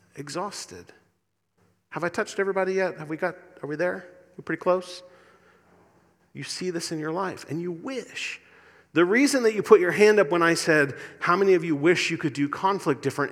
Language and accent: English; Indiana, United States; accent: Indiana; moved away; My Indiana accent